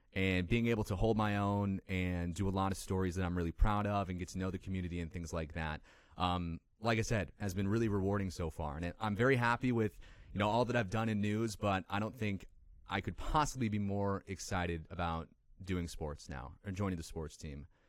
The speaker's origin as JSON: {"language": "English", "town": "Lindenhurst", "region": "Illinois", "country": "United States", "tie": "born or raised there", "said": "I grew up in Illinois in a small town called Lindenhurst. It's, uh, up in the north suburbs of Chicago"}